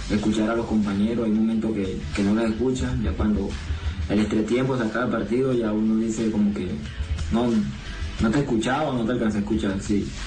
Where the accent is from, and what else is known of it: Colombia; moved away as an adult; now in Argentina